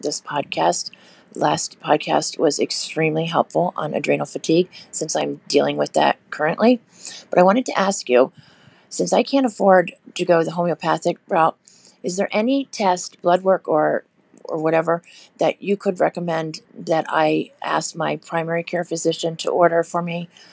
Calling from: Florida, United States; I'm calling from Florida in the U S.

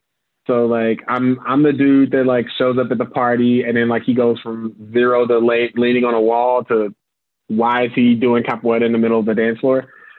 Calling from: Chicago, Illinois, United States; I'm joining you from Chicago in the unfortunate circumstance that is USA.

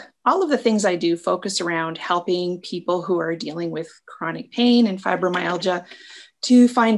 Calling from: Michigan, United States; I'm located in Northern Michigan.

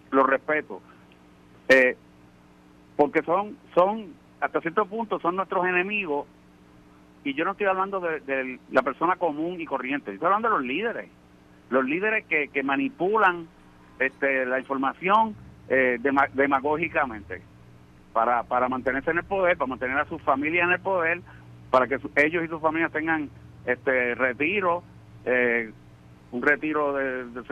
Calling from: Orlando, Florida, United States; Creo que soy yo … de Orlando.

